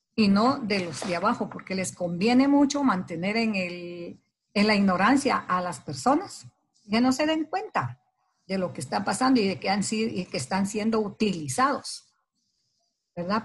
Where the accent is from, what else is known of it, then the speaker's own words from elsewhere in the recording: Guatemala; como guatemalteca